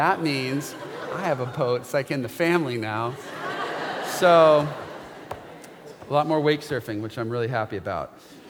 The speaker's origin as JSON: {"language": "English", "region": "West Coast", "country": "United States", "tie": "born or raised there", "said": "I grew up on the West Coast and I have three cousins. And I know all of them."}